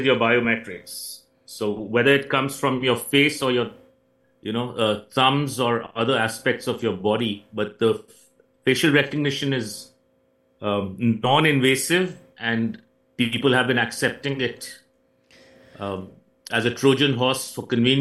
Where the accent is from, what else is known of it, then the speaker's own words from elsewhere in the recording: India; moved away as an adult; now in United States; I come from originally from India. I came to study for graduate school here.